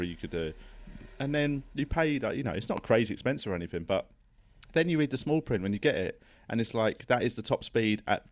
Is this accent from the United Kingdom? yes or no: yes; London, United Kingdom; I grew up in Tooting